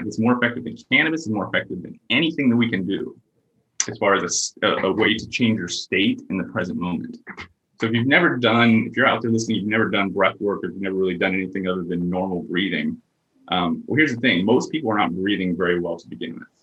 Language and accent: English; Pennsylvania, United States; growing up in Pennsylvania